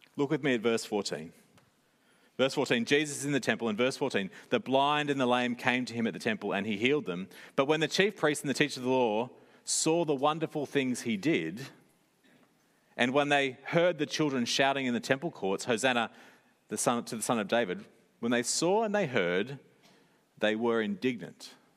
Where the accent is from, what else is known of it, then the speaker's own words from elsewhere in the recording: Sydney, New South Wales, Australia; growing up in Sydney